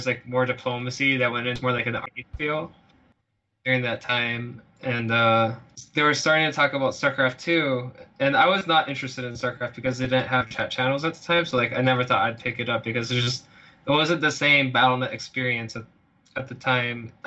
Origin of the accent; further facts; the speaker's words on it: Fargo, North Dakota, United States; I come from Fargo, North Dakota, a very, very unpopulated area, you could say, and very cold winters. Most people where I'm from pretty much just farm